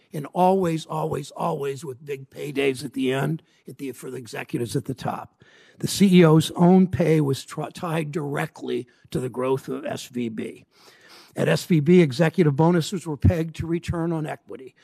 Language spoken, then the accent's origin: English; Mansfield, Ohio, United States; I grew up in in Mansfield, Ohio